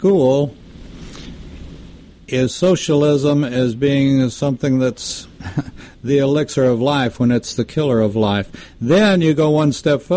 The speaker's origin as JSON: {"language": "English", "region": "Texas", "country": "United States", "tie": "born or raised there", "said": "I grew up in Texas"}